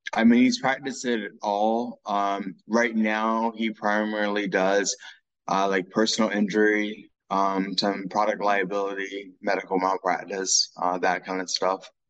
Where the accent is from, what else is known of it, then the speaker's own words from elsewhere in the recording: Dayton, Ohio, United States; I was born in Dayton, Ohio